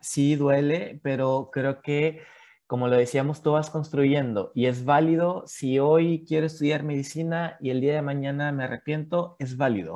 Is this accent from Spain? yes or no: no; Mexico; moved away as an adult; now in Chile; desde que salí de, de México, como bien lo decía Leslie, yo tengo tres años viviendo en Chile